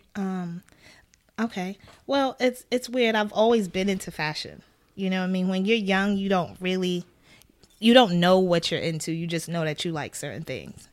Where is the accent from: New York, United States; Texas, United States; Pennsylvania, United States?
New York, United States; Brooklyn; I am from Brooklyn, New York. I am the daughter of two Ghanaian parents